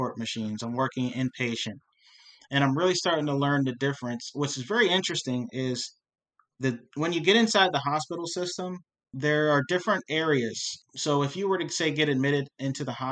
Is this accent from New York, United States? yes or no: no; York, Pennsylvania, United States; I grew up here in York in the African-American community